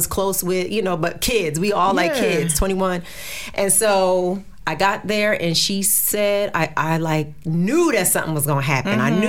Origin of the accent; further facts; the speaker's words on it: New Jersey, United States; So I'm from Jersey, and so I'm in Jersey all the time, except